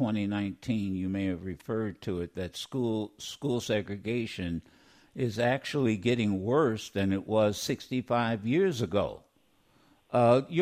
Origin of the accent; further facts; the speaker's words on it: Dayton, Ohio, United States; growing up in Dayton